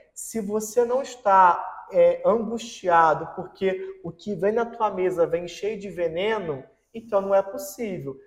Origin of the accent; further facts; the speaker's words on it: Nilópolis, Rio de Janeiro, Brazil; moved away; E eu, que vim da periferia do Rio de Janeiro, vim de Nilópolis